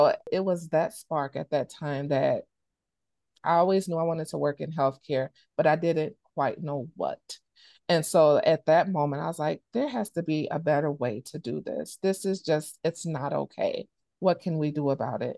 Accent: Chicago, Illinois, United States; now in Wisconsin, United States; I grew up in Chicago, Illinois.

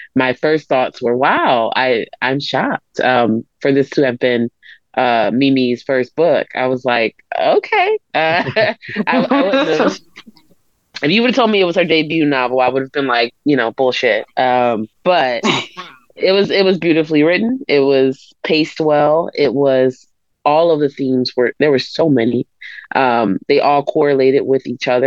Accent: Philadelphia, Pennsylvania, United States; I grew up in Philadelphia

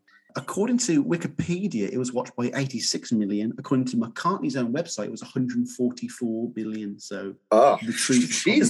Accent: United Kingdom

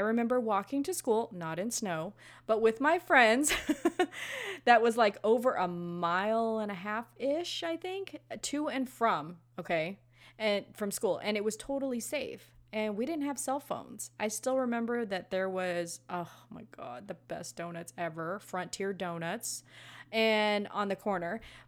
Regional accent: Los Angeles, California, United States; I grew up in Los Angeles, and you know that movie Friday with Ice Cube and Chris Tucker? That was like 100% truth on how my neighborhood was where I was growing up

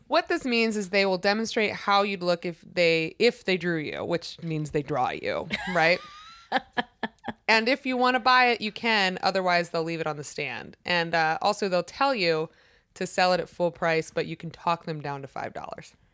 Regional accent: Maryland, United States; Growing up in Maryland

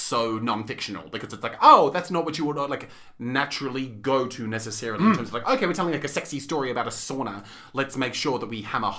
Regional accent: New York City, New York, United States; when I was growing up in New York City

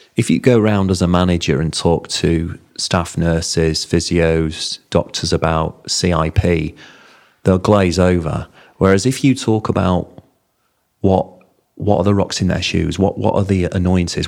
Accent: Bingley, Yorkshire and the Humber, United Kingdom; I'm a Yorkshireman. I'm from Bingley

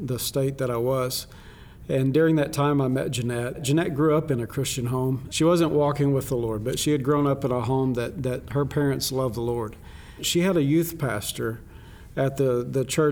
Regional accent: Arkansas, United States; moved away as an adult; now in Philippines; I grew up mainly in Arkansas

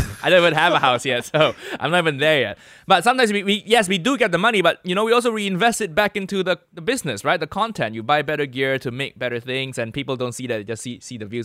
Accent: Malaysia; now in United Kingdom; I'm Malaysian

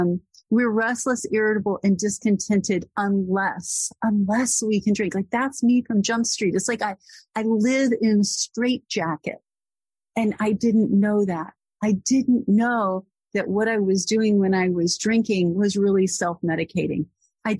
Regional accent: Corpus Christi, Texas, United States; moved away as an adult; now in Boston, United States; I'm from Corpus Christi, Texas

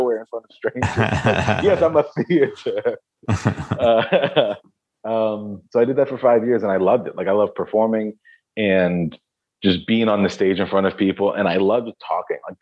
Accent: Pennsylvania, United States; also born or lived in Stratford, Connecticut; now in Nashville, United States; Born in Stratford, Connecticut. And then parents split up. Mom moved to PA, took us with her. So then I grew up in Pennsylvania.

